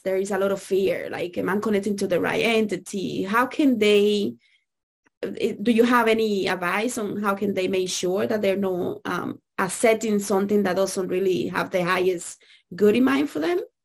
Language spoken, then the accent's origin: English; Dominican Republic; I grew up in Dominican Republic